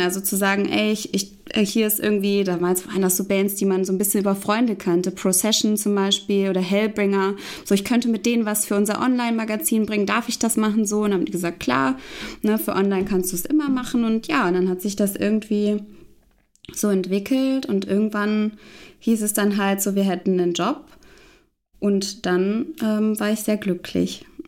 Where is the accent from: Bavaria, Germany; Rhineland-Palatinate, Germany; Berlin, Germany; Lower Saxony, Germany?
Lower Saxony, Germany; Hanover; in Hannover, meine Heimatstadt